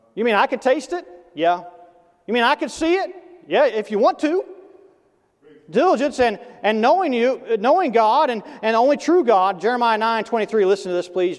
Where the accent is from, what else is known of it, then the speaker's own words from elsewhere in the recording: Tennessee, United States; when I was growing up in Tennessee, you know, the South